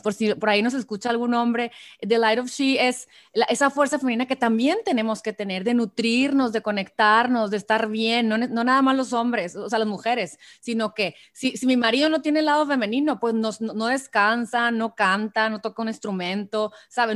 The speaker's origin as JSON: {"language": "Spanish", "country": "Mexico", "said": "soy mexicana"}